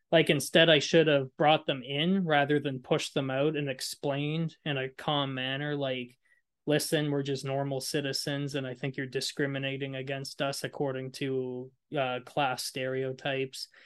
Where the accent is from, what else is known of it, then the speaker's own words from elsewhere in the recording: Moncton, New Brunswick, Canada; I grew up in Moncton, grew up in a lower socioeconomic neighborhood